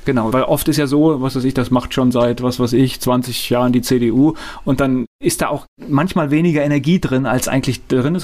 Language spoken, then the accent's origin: German; Mainz, Rhineland-Palatinate, Germany; ich bin in Finden groß geworden